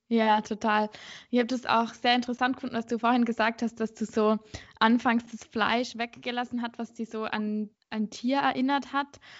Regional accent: Innsbruck, Tyrol, Austria; now in Vienna, Austria; Ich komme eigentlich aus Innsbruck, also aus Tirol

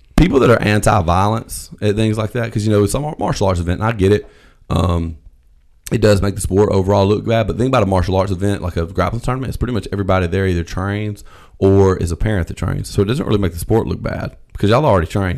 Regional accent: the South, United States; I'm from the South

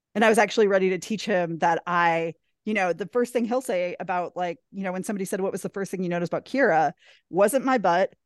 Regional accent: Wisconsin, United States; We met in my hometown accidentally at a bowling alley

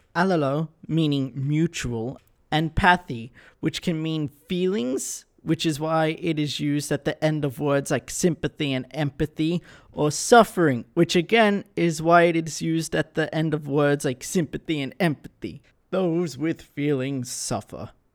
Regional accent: Australia; As an Australian

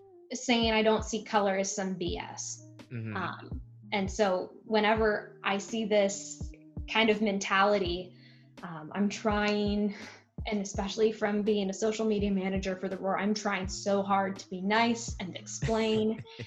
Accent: United States; As a journalist, as an American, as an advocate

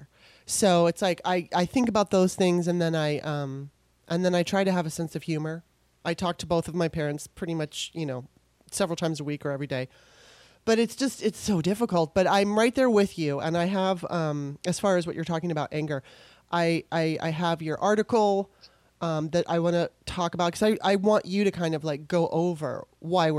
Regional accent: California, United States; moved away as an adult; also born or lived in Maryland; My mom and dad split up when I was 3. We're originally from Maryland. And so she moved me, you know, my mom moved us out to California

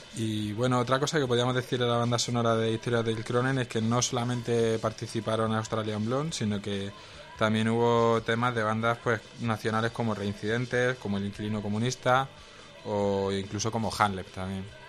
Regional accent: Roquetas de Mar, Andalusia, Spain; mi pueblo, a Roquetas de Mar, allí en Almería

